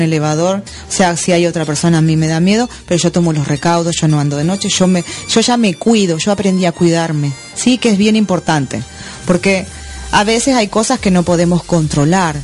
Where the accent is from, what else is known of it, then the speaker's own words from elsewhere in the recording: Argentina; moved away as an adult; now in Miami, United States; salí de Argentina con 400 dólares